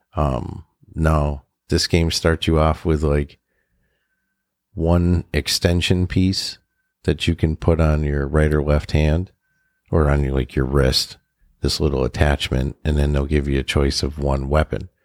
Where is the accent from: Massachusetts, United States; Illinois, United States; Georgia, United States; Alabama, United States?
Massachusetts, United States; Western